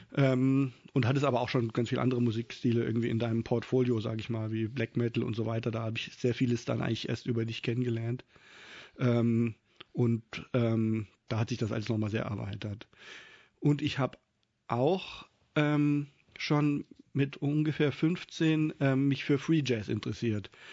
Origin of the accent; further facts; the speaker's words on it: Kassel, Hesse, Germany; moved away as an adult; now in Mainz, Germany; Ich bin in Kassel aufgewachsen